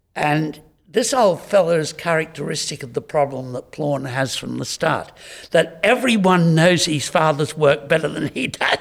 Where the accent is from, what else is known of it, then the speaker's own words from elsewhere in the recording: Homebush, New South Wales, Australia; I'm a boy from Homebush.